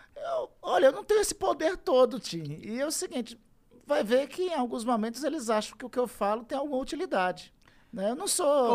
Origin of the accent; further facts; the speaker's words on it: Amazon, Brazil; eu sou da Amazônia